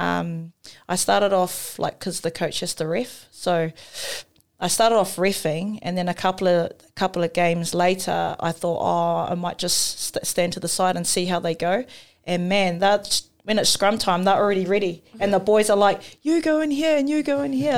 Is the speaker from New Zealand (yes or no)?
yes; New Zealand; I grew up in Paidoa, so it was a small community